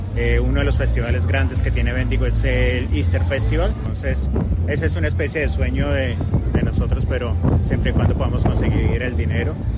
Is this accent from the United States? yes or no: no; Colombia; now in Victoria, Australia; yo soy colombiano